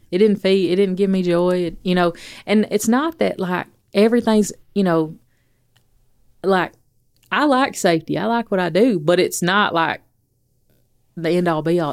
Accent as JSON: {"language": "English", "town": "Athens", "region": "Alabama", "country": "United States", "moved": "yes", "said": "I'm from Athens."}